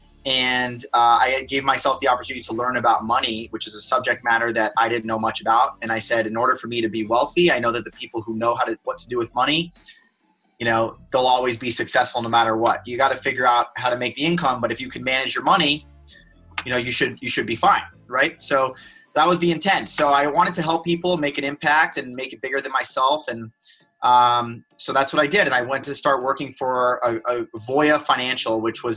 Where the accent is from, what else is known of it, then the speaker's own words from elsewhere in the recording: North Miami Beach, Florida, United States; moved away as an adult; also born or lived in Boston; I'm from Miami, Florida, born and raised in North Miami Beach.